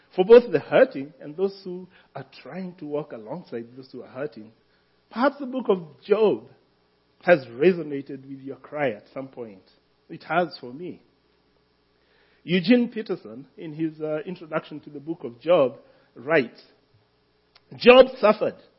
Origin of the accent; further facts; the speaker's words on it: Kenya; moved away; I am a Kenyan